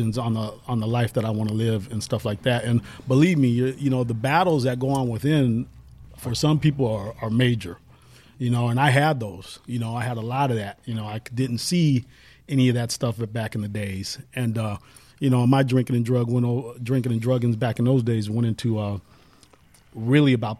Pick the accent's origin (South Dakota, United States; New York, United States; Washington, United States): Washington, United States; Seattle; moved away; also born or lived in Los Angeles, California; I'm from Seattle, Washington, originally Holly Park. There you go. Holly Park Projects, Rainier Beach, the original ones.